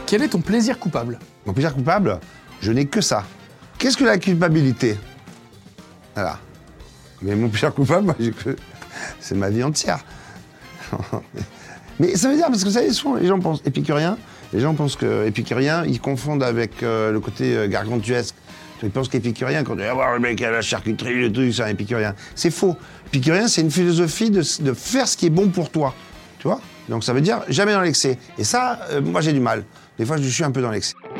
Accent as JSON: {"language": "French", "town": "Marseille", "region": "Provence-Alpes-Côte d'Azur", "country": "France", "said": "je viens de Marseille. Et je suis un Marseillais"}